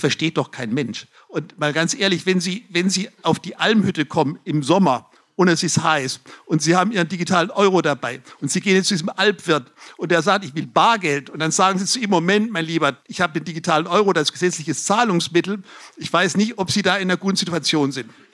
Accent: Lower Franconia, Bavaria, Germany; bei uns in Unterfranken

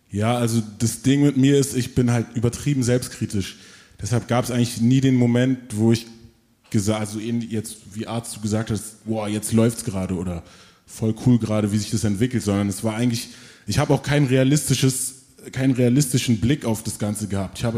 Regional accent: Berlin, Germany; also born or lived in Frankfurt; ich bin in Frankfurt geboren, in Berlin dann aufgewachsen, Berlin Morbid

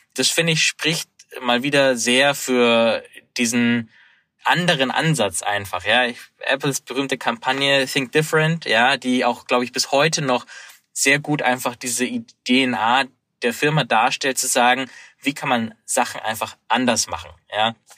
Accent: Munich, Bavaria, Germany; Ich habe die Konferenz in München verfolgt, meiner Heimatstadt

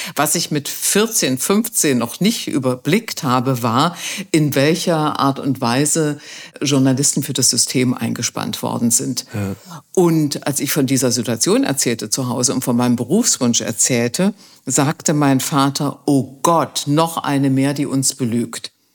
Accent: East Germany, Germany; Ich bin in der DDR groß geworden.

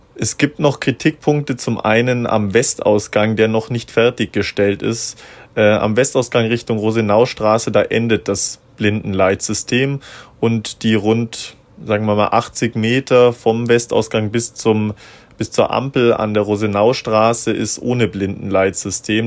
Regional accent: Augsburg, Bavaria, Germany; ich bin gebürtiger Augsburger

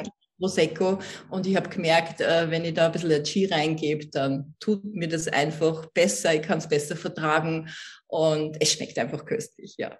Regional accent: Vienna, Austria; ich komme aus Österreich, das kann man ja unschwer überhören. Ich bin in Wien geboren

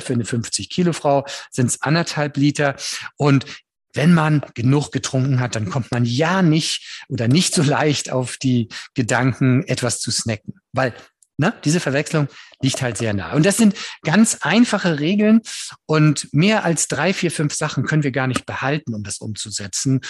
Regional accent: Northern Germany, Germany; Ich bin Norddeutscher und bin damit auch groß geworden

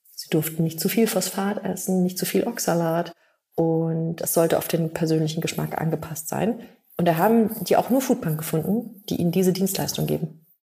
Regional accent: Bavaria, Germany; bei uns in Bayern

